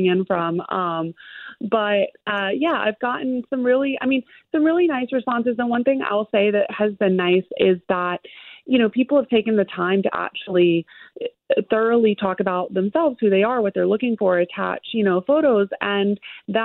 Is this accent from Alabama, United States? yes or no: yes; Alabama, United States; my dad's British, but I was raised in Alabama